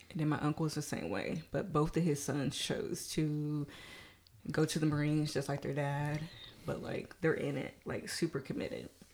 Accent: Knoxville, Tennessee, United States; now in Atlanta, United States; I grew up in Knoxville, Tennessee, but I currently live in Atlanta, Georgia

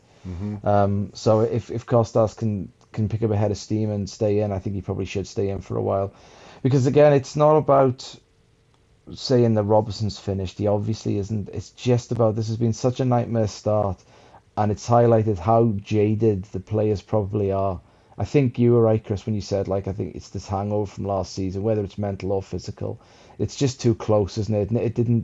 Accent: Welsh, Wales, United Kingdom; now in England; It's great being Welsh at the moment.

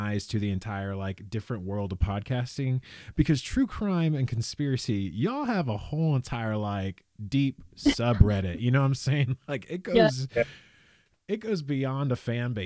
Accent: California, United States; born and raised in California

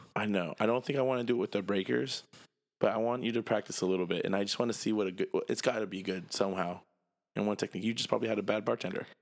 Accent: United States; I'm American

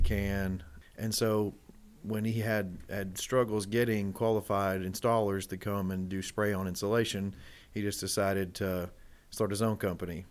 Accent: Elizabethtown, Kentucky, United States; also born or lived in Louisville, Kentucky; we're based here in, in, in Louisville, but I grew up in Elizabethtown. Uh, that's, that's what I call home

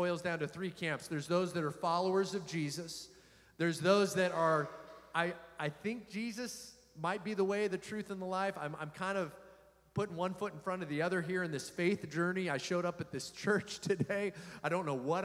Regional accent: United States

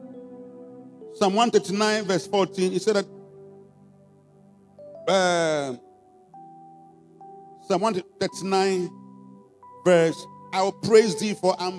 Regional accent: Ghana; we're Ghanaian

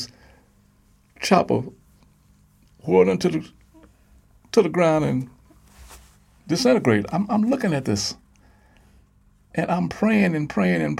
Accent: Chicago, Illinois, United States; I was from Chicago, Illinois

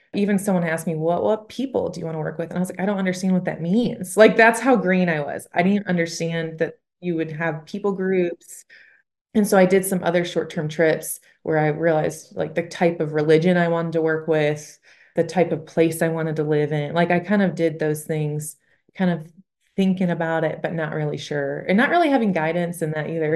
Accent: Michigan, United States; moved away as an adult; also born or lived in Bible Belt; I'm from Michigan, and again, I moved to the Bible Belt, and I was so nervous, 'cause where I'm from, you don't share your faith

